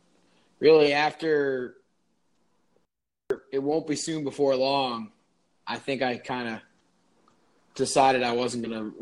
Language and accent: English; New York, United States; moved away; I am originally from New York State, so my teams are mostly New York teams.